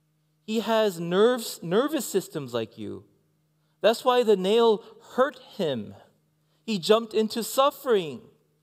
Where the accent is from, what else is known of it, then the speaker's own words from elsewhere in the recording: Canada; I am a Canadian. I'm also Korean. And inside, I'm American. I don't know, actually. I forgot where home is, actually.